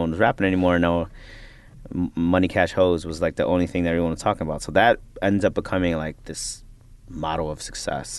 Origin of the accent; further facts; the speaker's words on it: Chicago, Illinois, United States; now in Brooklyn, United States; I'm a Filipino American ra, you know, raised in Chicago, living in Brooklyn